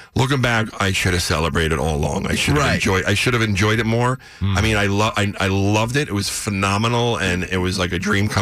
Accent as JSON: {"language": "English", "town": "Ronkonkoma", "region": "New York", "country": "United States", "said": "I'm a guy from Ronkonkoma"}